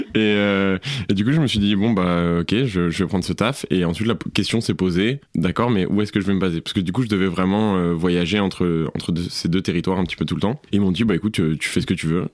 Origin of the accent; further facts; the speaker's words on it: southern France, France; moved away as an adult; also born or lived in Paris area / United States / Montreal; now in Brussels, Belgium; Je suis parti dans le sud de la France. J'ai grandi la plupart de ma vie là-bas. Donc, je pense de mes 5, 6 à mes 18 ans.